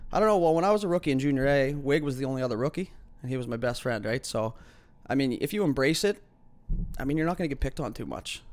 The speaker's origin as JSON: {"language": "English", "town": "Halifax", "region": "Nova Scotia", "country": "Canada", "tie": "born or raised there", "said": "growing up in Fairview"}